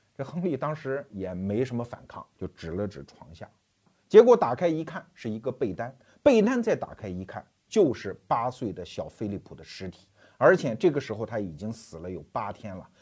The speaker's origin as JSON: {"language": "Chinese", "country": "China", "said": "我们中国人经常说啊，不作死就不会死"}